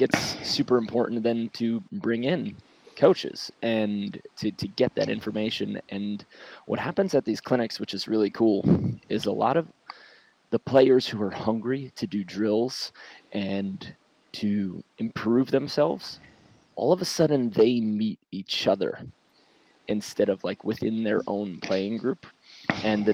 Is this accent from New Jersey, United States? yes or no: no; New York City, New York, United States; moved away; also born or lived in Hermosa Beach, California; my hometown, which is something I think like Long Beach, Queens, Brooklyn, New York City